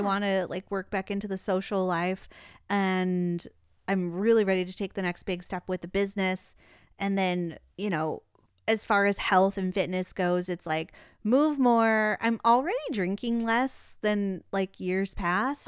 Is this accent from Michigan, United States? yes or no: yes; Detroit, Michigan, United States; now in Phoenix, United States; I'm from Detroit.